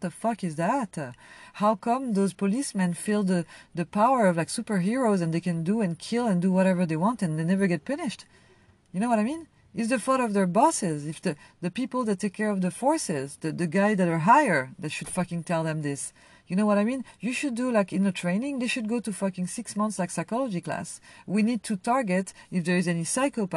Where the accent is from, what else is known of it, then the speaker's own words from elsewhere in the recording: France; also born or lived in Algeria (family ancestry); now in United States; I come from France